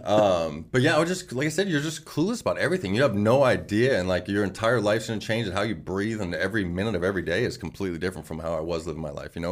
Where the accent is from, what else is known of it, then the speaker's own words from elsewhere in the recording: Phoenix, Arizona, United States; I'm like from Awatukee, Arizona